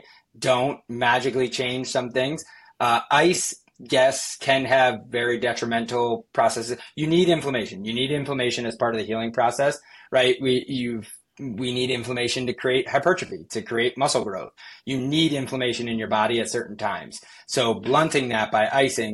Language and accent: English; Yorktown, New York, United States; I'm partial to like my hometown one right there. So probably Maria's Pizza in Yorktown is great